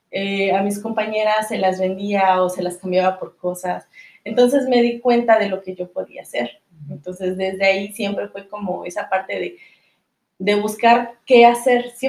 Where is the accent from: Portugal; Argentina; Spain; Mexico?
Mexico; Zacatelco, Tlaxcala; Soy originaria de Zacatelco, Tlaxcala. Eh, es un municipio muy pequeño, es un estado, es el estado más pequeño, de hecho, de la República.